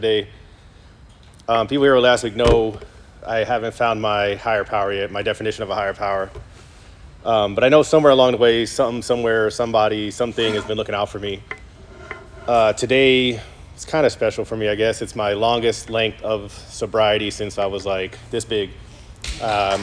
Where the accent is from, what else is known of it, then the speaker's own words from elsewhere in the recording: New York City, New York, United States; moved away as an adult; I grew up in New York, in Brooklyn